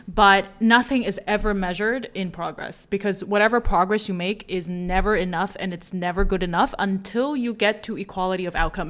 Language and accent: English; United States; as an American